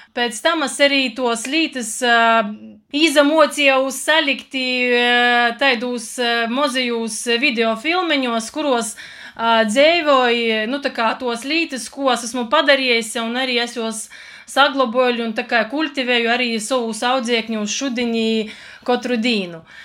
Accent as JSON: {"language": "Latvian", "region": "Latgale", "country": "Latvia", "tie": "born or raised there", "said": "es pirmām kārtām esmu latgalīte dvieselī."}